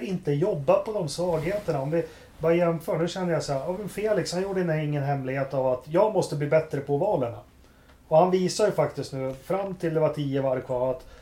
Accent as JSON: {"language": "Swedish", "country": "Sweden", "said": "jag är svensk"}